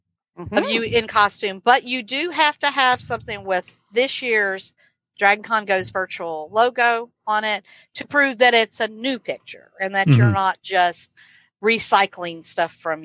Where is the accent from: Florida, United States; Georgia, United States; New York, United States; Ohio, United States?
Florida, United States; moved away; I am originally from Florida